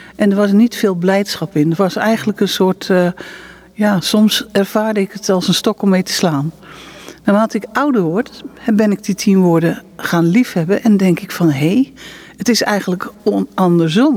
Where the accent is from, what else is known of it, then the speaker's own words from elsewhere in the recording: Netherlands; now in Israel; we komen natuurlijk uit Nederland